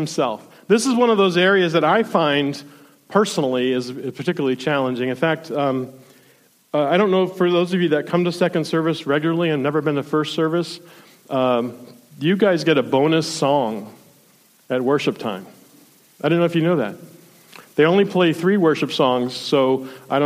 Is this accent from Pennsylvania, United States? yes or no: no; South Florida, United States; now in Ohio, United States; I grew up in South Florida